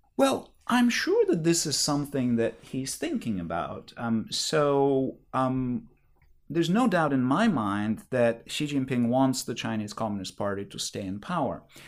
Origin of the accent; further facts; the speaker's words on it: Bulgaria; moved away; I grew up in Bulgaria where we like hot food.